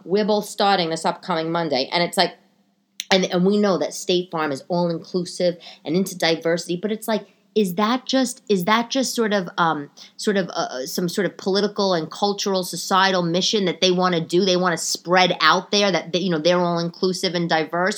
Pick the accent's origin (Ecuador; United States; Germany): United States; New York City, New York; I grew up in New York